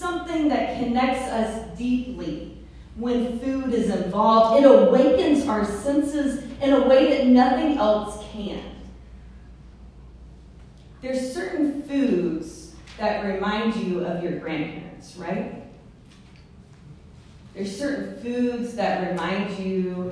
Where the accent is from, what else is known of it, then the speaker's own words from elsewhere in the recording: the South, United States; I'm from the South